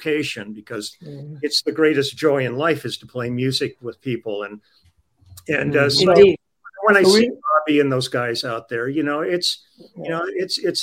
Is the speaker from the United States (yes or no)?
yes; Los Angeles, California, United States; I grew up on the Sunset Strip